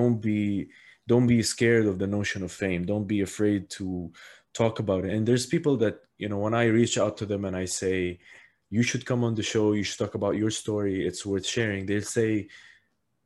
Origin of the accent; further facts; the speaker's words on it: Abu Dhabi, United Arab Emirates; I was born and raised here in Abu Dhabi